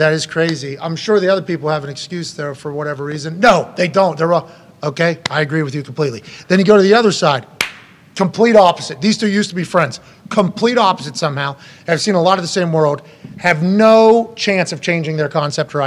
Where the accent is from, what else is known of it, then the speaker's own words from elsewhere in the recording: Pennsylvania, United States; I'm from Pennsylvania